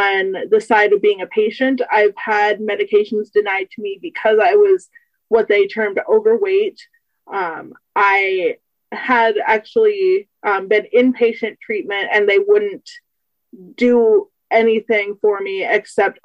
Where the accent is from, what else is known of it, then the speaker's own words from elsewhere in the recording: United States; I'm 24 from the United States